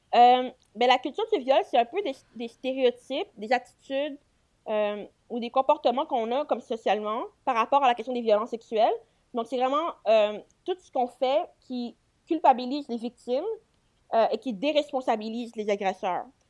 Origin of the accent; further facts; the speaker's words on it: Quebec, Canada; je viens du Québec